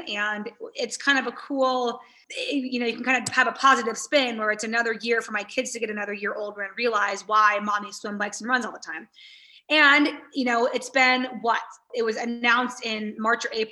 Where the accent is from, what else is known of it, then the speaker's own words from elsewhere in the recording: United States; growing up in America